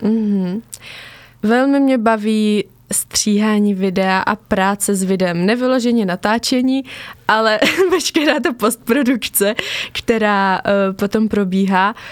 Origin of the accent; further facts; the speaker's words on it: near Pelhřimov, Vysočina Region, Czechia; also born or lived in Havířov, Moravian-Silesian Region; odstěhovali jsme se na Vysočinu eh, k Pelhřimovu do takové malé vesničky